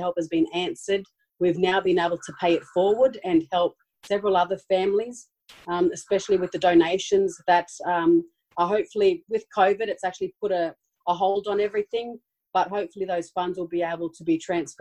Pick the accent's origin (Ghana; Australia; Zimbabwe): Australia; Sydney, New South Wales; also born or lived in Brisbane; we grew up in Redfern, which is an Aboriginal community here in Sydney